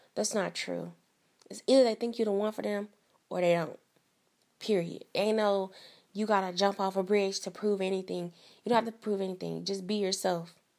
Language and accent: English; East St. Louis, Illinois, United States; I am from the Midwest, so I'm from Southern Illinois. I'm from East Saint Louis